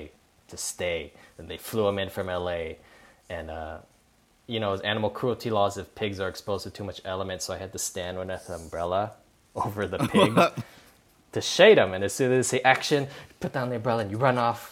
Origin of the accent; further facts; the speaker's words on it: Hawaii, United States; growing up in Hawaii